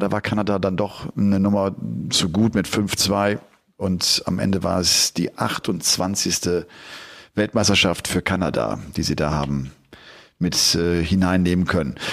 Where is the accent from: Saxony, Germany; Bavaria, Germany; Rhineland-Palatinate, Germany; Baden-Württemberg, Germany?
Saxony, Germany; Dresden; bin einfach mal zu einem Jugendtraining in Dresden in meiner Heimatstadt gegangen.